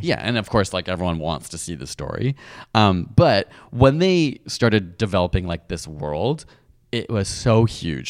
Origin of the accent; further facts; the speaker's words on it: United Kingdom; I'm British